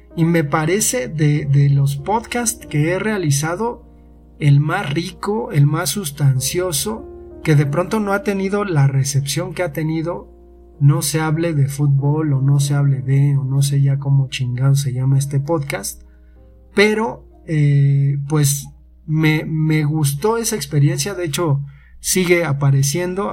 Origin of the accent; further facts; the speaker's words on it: Mexico; somos de México